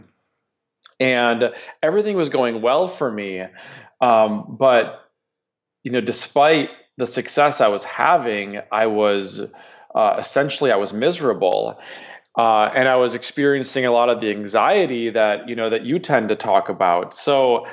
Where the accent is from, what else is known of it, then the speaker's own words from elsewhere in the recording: Minnesota, United States; I'm from the Midwest, from Minnesota